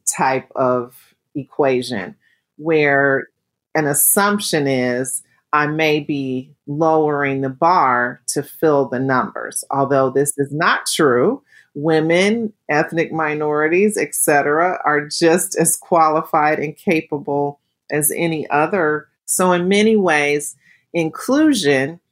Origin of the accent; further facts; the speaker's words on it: United States; I'm African American